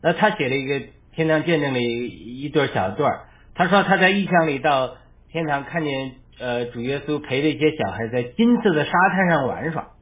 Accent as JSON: {"language": "Chinese", "country": "China", "said": "我们中国人"}